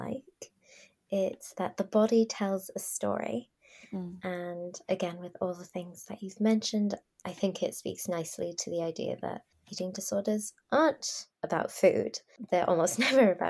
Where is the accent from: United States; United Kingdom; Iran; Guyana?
Iran; now in Canada; I'm from Iran